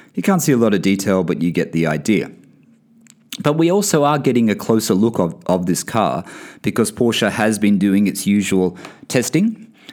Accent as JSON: {"language": "English", "country": "Australia", "also_born_or_lived": "Bahrain", "moved": "yes", "said": "I come from Australia"}